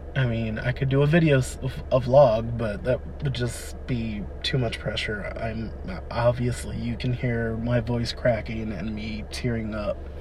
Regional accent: Wilmington, Delaware, United States; I was born and raised in Wilmington, Delaware, on the East Coast

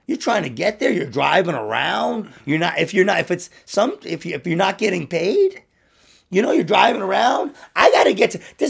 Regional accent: United States; I'm American

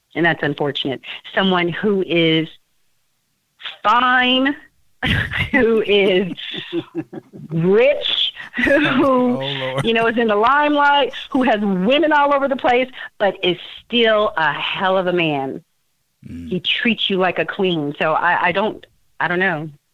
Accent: Aurora, Colorado, United States; I'm this girl from Aurora, Colorado.

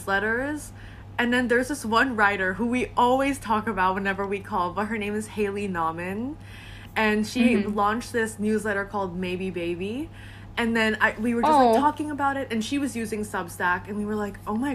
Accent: Singapore; also born or lived in Philippines; now in Philadelphia, United States; I'm originally from the Philippines, but then I grew up in Singapore

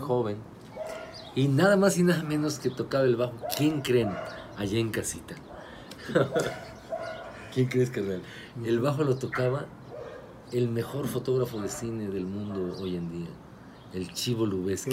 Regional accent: Tulancingo, Hidalgo, Mexico; Yo en mi pueblo Tulancingo

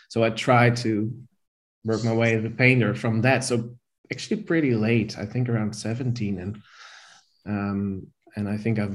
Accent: near Rotterdam, South Holland, Netherlands; moved away as an adult; now in Amsterdam, Netherlands; I was born in Rotterdam. In the Netherlands. And I grew up in a small town near Rotterdam, I think 10 minutes from Rotterdam.

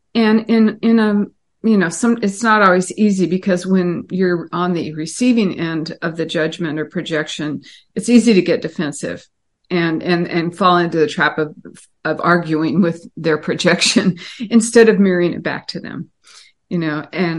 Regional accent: Pasadena, California, United States; also born or lived in Los Angeles; So I was born in 1950, you know, and grew up next to Disneyland in L.A.

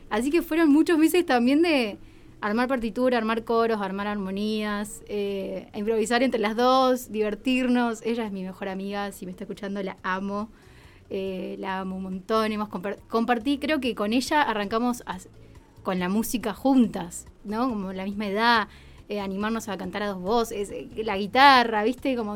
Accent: La Pampa, Argentina; yo soy de La Pampa

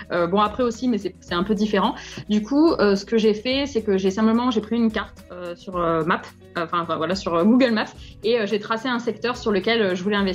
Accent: Montpellier, Occitania, France; Je suis née à Montpellier le 23 février 91, j'ai 30 ans.

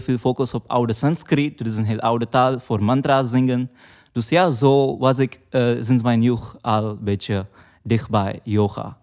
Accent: Mumbai, Maharashtra, India; moved away; ik kom uit Mumbai, dat is een heel grote stad. Maar we wonen eh, vlakbij een bos

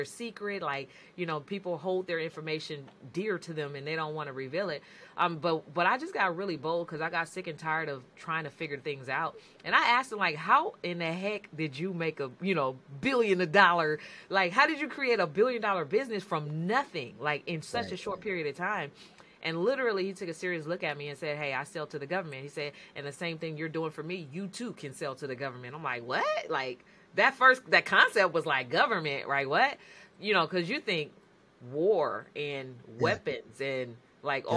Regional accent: San Francisco Bay Area, California, United States; I'm from the San Francisco Bay Area

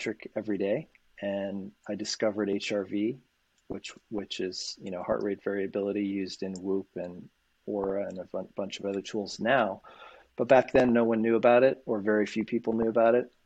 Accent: Boulder, Colorado, United States; So I grew up in Boulder, Colorado

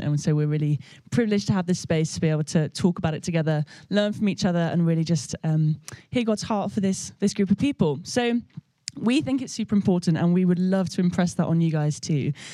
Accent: Birmingham, West Midlands, United Kingdom; I grew up in Birmingham Vineyard where Nige was um, in charge of loads of different things

